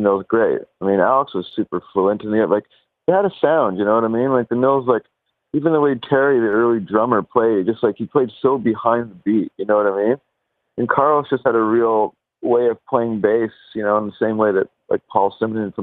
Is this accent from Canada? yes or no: yes; Montreal, Quebec, Canada; I grew up on the West Island